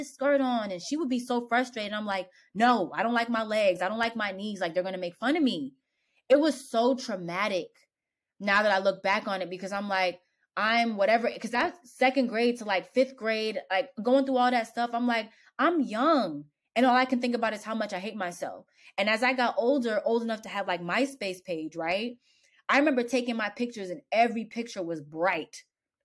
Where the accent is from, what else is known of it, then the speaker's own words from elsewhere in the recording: Pennsylvania, United States; also born or lived in New York; I moved from New York to Pennsylvania. And at the time, it was like 2004